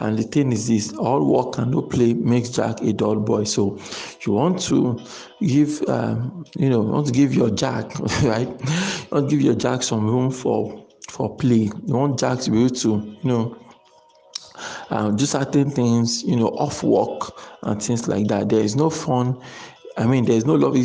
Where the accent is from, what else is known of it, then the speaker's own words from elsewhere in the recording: Nigeria; as Nigerian entrepreneurs